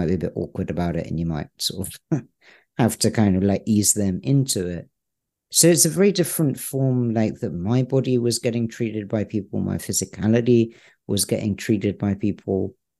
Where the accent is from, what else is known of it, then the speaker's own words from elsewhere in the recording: United Kingdom; I'm British. That doesn't come across. I was born in the UK.